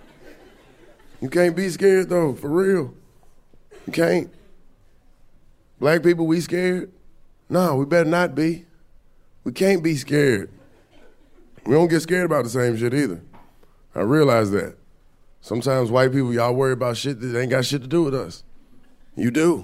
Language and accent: English; Atlanta, Georgia, United States; moved away; I'm from Atlanta. I'm from the South. I was back home like 2 weeks ago